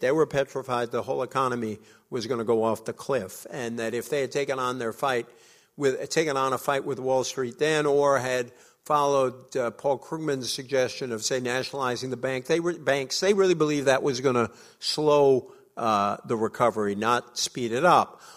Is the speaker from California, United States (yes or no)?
no; Fall River, Massachusetts, United States; I grew up in an old, uh, factory town, uh, in New England, uh, called Fall River. I love my hometown